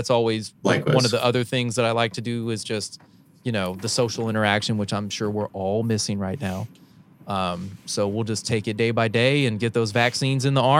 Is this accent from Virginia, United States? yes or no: no; North Carolina, United States; I'm from North Carolina, so that's Pepsi Land.